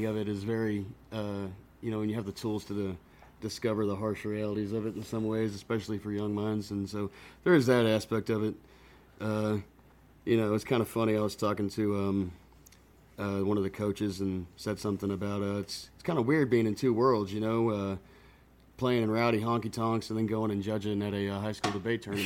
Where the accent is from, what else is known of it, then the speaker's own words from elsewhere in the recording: Buda, Texas, United States; I grew up in Buda